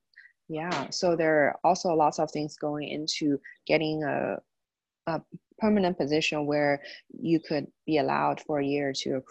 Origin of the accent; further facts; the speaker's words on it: Indiana, United States; I know I came from Indiana, and that's one of the states that doesn't require postdoctoral hours